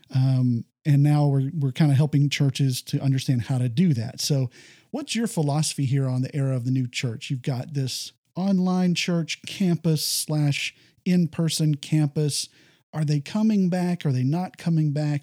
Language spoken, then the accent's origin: English; Texas, United States; I come from Texas